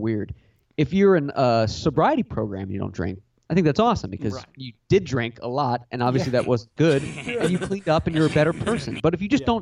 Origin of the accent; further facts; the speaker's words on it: United States; I'm an American.